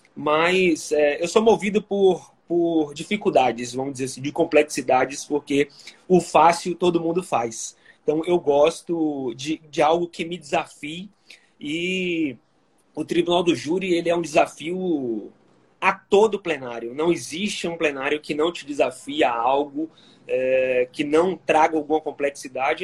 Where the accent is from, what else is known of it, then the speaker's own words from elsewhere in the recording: Salvador, Bahia, Brazil; eu sou natural de Salvador, na Bahia.